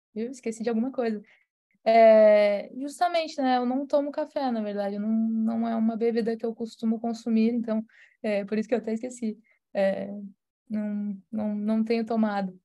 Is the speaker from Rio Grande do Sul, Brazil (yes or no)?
yes; Rio Grande do Sul, Brazil; eu sou de, de São Paulo no Rio Grande do Sul